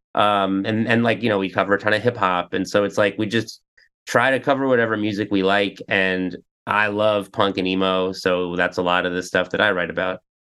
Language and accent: English; New York, United States; also born or lived in Ridgewood, Queens; I grew up in New York, but um, out, outside of the city